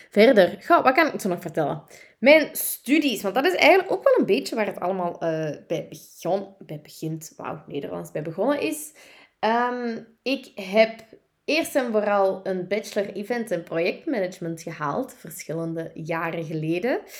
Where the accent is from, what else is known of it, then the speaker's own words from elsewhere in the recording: Turnhout, Antwerp, Belgium; accent: Kempen; now in Deurne, Belgium; Eh, ik ben oorspronkelijk van de Kempen. Ik ben eh, geboren en getogen in Turnhout, maar ik ben ondertussen wel afgezakt naar Antwerpen, naar Deurne om precies te zijn.